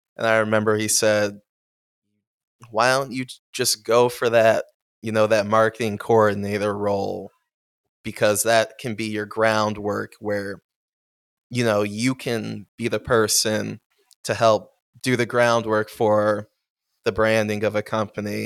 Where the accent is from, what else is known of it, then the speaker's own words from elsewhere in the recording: Amherst, New York, United States; I am from Buffalo, sp- specifically Amherst